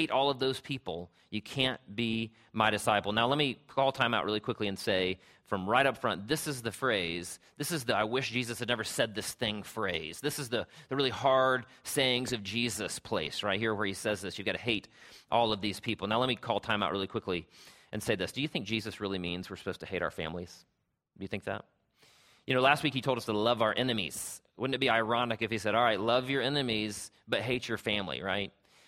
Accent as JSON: {"language": "English", "town": "Travelers Rest", "region": "South Carolina", "country": "United States", "tie": "born or raised there", "said": "growing up in Travelers Rest, South Carolina, where I'm from."}